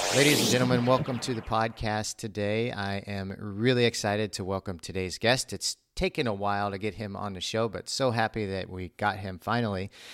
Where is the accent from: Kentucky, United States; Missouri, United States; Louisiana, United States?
Missouri, United States; I grew up in Missouri